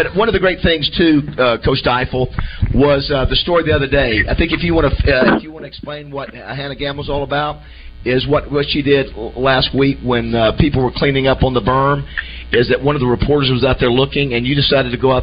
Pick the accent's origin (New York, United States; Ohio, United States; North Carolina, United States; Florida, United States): Florida, United States; Panama City; now in Arkansas, United States; I'm from Panama City, Florida